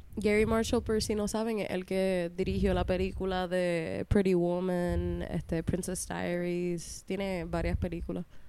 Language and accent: Spanish; Puerto Rico; accent: Puerto Rican